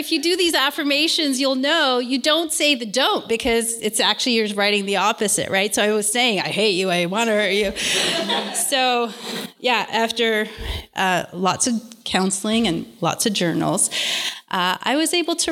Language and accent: English; Toronto, Ontario, Canada; I was born and raised in Toronto.